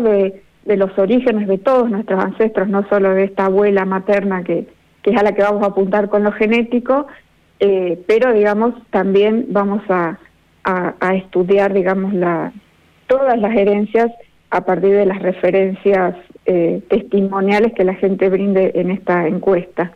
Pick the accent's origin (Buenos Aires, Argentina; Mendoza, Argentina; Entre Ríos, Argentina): Buenos Aires, Argentina; Buenos Aires Province, Argentina; en mi propio lugar y, un poco también eh, ahondar un poco más en nuestra propia historia, porque siempre la provincia de Buenos Aires se ha visto como muy europea